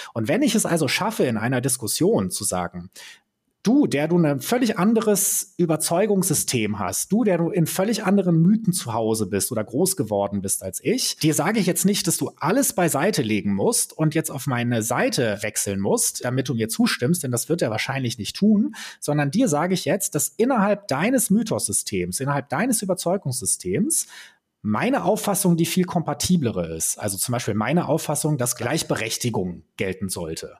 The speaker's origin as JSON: {"language": "German", "country": "Germany", "said": "als Deutsche"}